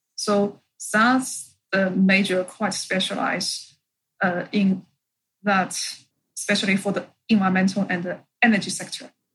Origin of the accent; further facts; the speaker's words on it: Shanghai, China; moved away as an adult; also born or lived in Canada; back to my hometown, Shanghai